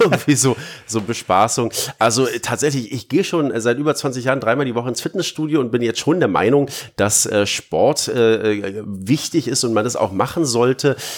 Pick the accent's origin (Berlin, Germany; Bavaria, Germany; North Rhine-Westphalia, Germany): Berlin, Germany; ich bin halt Berliner